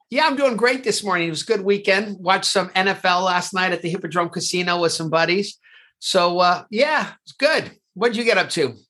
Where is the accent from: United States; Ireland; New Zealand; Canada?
United States; California; now in London, United Kingdom; California, my home state, the Golden State